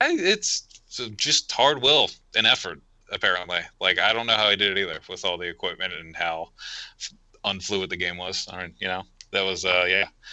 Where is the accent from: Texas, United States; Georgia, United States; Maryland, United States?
Maryland, United States; growing up in Maryland, middle nowhere Maryland